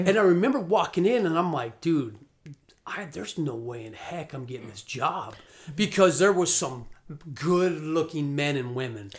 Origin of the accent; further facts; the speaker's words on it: Scottsdale, Arizona, United States; I'm from Arizona, from Scottsdale